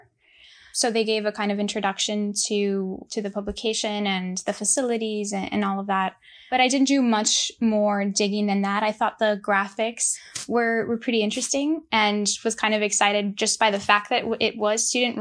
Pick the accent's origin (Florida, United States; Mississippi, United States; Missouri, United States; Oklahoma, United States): Florida, United States; Miami; also born or lived in Havana, Cuba; I immigrated with my parents to Miami, and we've been living there ever since